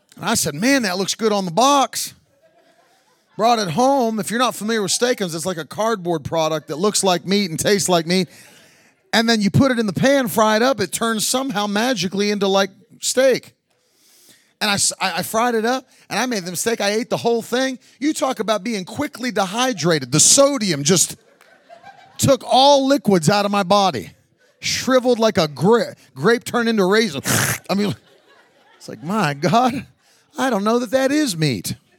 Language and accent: English; West Virginia, United States; I grew up in West Virginia in a coal mining town.